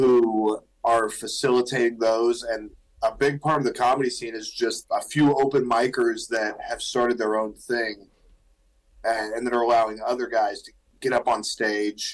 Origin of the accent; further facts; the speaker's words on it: Arizona, United States; moved away as an adult; also born or lived in Little Rock, Arkansas; now in Omaha, United States; I was born and raised in Arizona